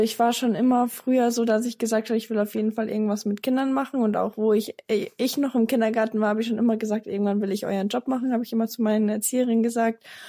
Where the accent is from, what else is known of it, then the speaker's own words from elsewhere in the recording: near Dachau, Munich, Bavaria, Germany; ich komme aus der Nähe von Dachau bei München